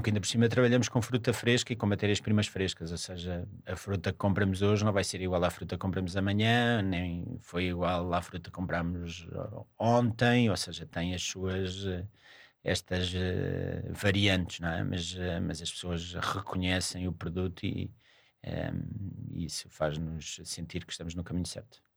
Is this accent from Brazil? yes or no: no; Cascais, Lisbon, Portugal; os meus pais trabalhavam o verão todo, portanto não havia aqui grandes férias, as minhas férias eram todas passadas em Cascais